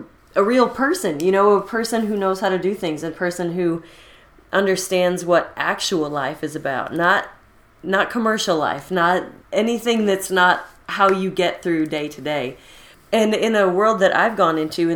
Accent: Florida, United States; moved away as an adult; also born or lived in Northern Michigan / Nashville / Los Angeles; raised in Florida

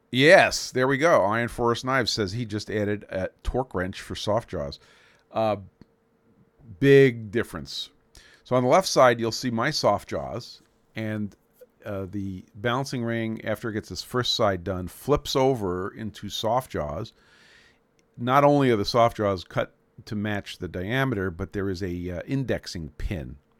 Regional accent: Brooklyn, New York, United States; moved away; My hometown of Brooklyn, New York

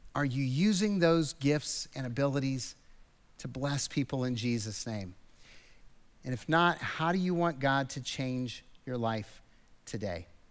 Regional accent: United States; American Christians because we grew up with the American kind of ideal

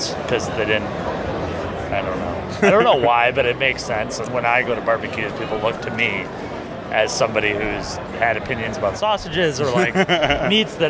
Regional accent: Vancouver, British Columbia, Canada; I'm from Vancouver

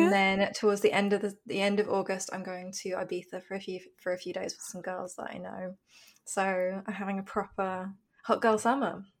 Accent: London, United Kingdom; I grew up in London

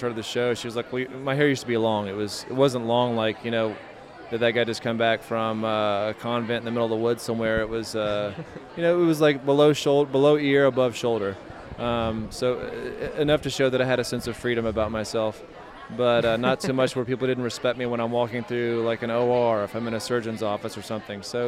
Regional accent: Nashville, Tennessee, United States; I'm 6'10", and I'm from Nashville

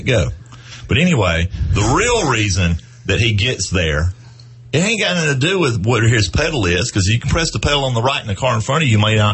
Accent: Chester, United States; when I grew up in Chester, CHSTR Chester, which is where I went to high school

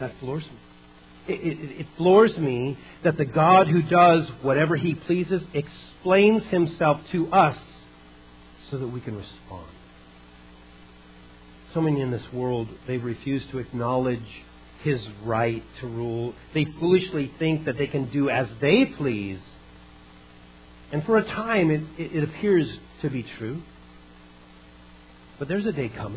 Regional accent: Idaho, United States; moved away; also born or lived in California; I was a lake boy growing up in Idaho, came down to California

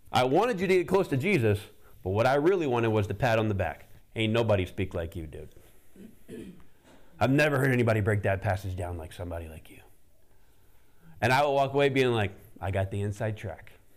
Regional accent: the South, United States; Growing up in the South

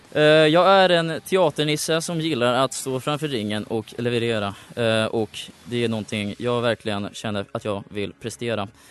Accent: Uppsala, Uppsala County, Sweden; jag kommer från Uppsala

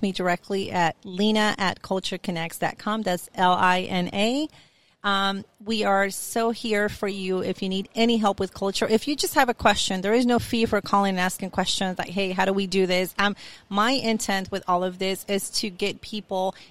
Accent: Colombia; English is a second language; moved away; I'm from Colombia, so English wasn't my first language.

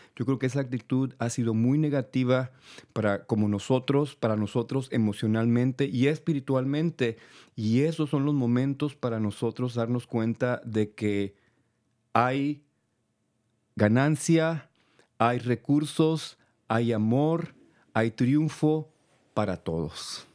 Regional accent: El Paso, Texas, United States; moved away; also born or lived in California; yo soy de Texas, soy del Paso, Texas

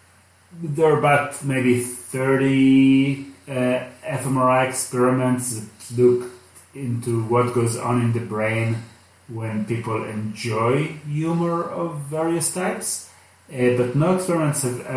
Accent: Israel; English is a second language; moved away as an adult; now in Los Angeles, United States; I'm from Israel

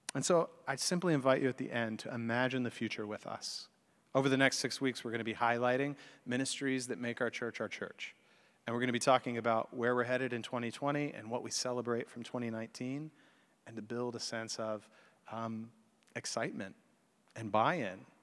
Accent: the religious South, United States; also born or lived in Chicago; I grew up in the religious South, although I was born in Chicago

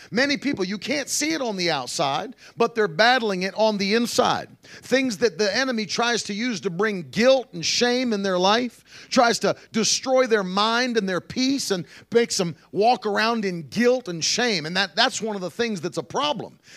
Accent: Pennsylvania, United States; also born or lived in West Virginia; You know, I grew up near Amish country out in Pennsylvania and West Virginia, and you'd see that all the time.

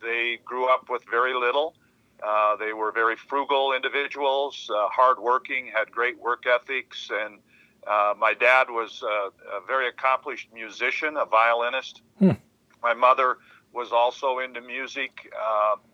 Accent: Hardin, Montana, United States; I have fond memories of growing up in Hardin

